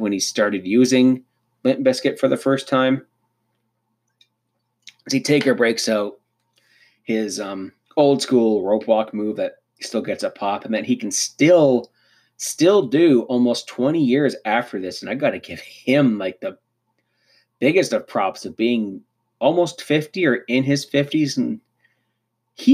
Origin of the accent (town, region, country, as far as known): Canada